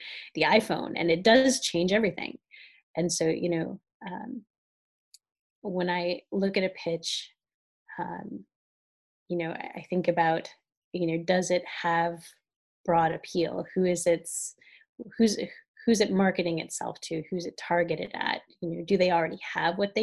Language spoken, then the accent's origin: English; Northwest Ohio, United States; moved away; I grew up in extremely rural Ohio. I grew up in a town of about 6,000 people in Northwest Ohio, about an hour from Toledo